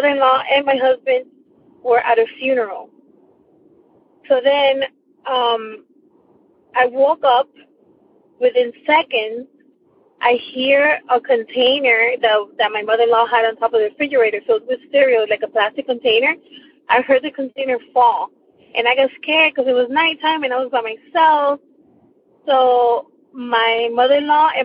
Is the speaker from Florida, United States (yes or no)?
yes; Miami, Florida, United States; I am from Miami, Florida